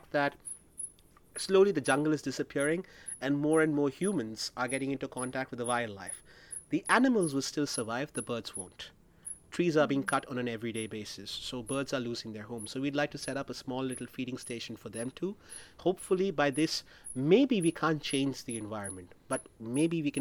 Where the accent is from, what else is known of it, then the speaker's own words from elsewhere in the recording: Maharashtra, India; my home state of Maharashtra